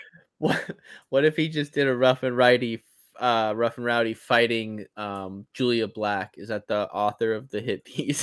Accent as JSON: {"language": "English", "region": "East Coast", "country": "United States", "tie": "born or raised there", "moved": "as an adult", "said": "I grew up on the East Coast"}